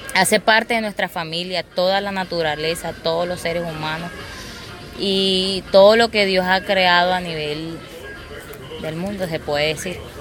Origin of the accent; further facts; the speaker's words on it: Colombia; first language Inga; Spanish is a second language; now in Barranquilla, Colombia; nosotros como colombianos, origen colombiano indígena